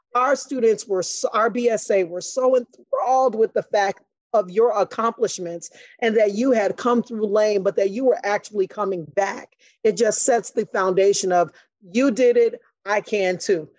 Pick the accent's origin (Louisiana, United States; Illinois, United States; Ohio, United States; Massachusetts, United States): Illinois, United States; Chicago; I grew up on the west side of Chicago.